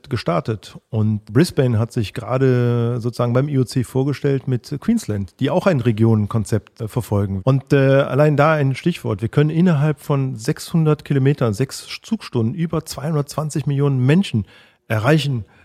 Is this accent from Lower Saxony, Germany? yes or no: no; Cologne, North Rhine-Westphalia, Germany; Und dann freue ich mich auch, äh, mit einem Düsseldorfer ein Altbier zu trinken, auch wenn ich als Kölner lieber ein Kölsch trinke.